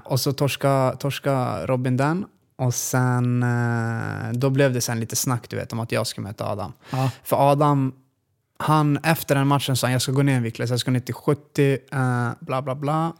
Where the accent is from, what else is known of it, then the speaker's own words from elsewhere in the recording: Luleå, Norrbotten County, Sweden; now in Västerås, Sweden; jag är född och uppvuxen i Luleå faktiskt